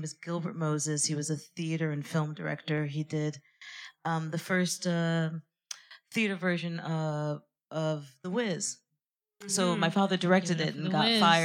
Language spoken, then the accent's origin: English; France; moved away as an adult; now in London, United Kingdom; I grew up completely in France. I only left France four or five years ago.